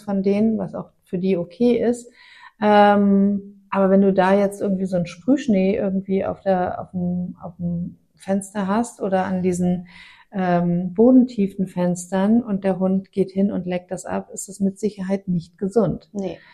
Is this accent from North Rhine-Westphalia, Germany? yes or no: yes; Aachen, North Rhine-Westphalia, Germany; moved away; also born or lived in northern Germany; wir haben ja in Aachen gewohnt, ich bin mhm. ja gebürtig aus Aachen